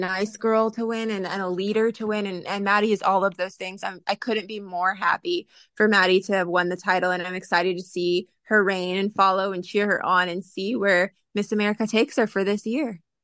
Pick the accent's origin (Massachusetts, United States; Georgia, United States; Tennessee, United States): Georgia, United States; Coweta County; moved away as an adult; now in California, United States; I'm originally actually from Coweta County, Georgia, um, and then left home at eighteen years old